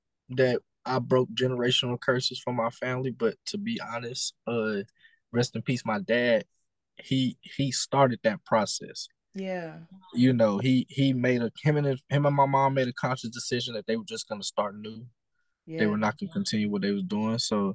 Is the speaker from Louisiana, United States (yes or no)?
yes; Lake Charles, Louisiana, United States; now in Austin, United States; me, my family, we all reside from Lake Charles, Louisiana.